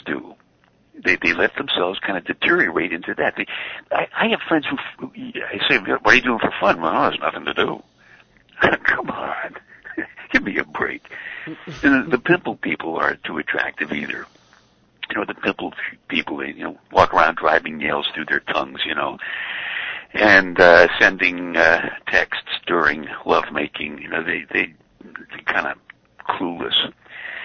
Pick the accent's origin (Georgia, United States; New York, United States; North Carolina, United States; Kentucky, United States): New York, United States; New York City; I grew up in Brooklyn, and I used to listen to WNEW in New York.